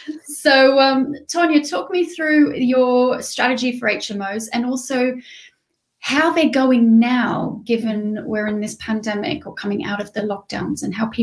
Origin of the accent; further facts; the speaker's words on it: Australia; accent: Australian; because I'm Australian, so I have an Australian neutral accent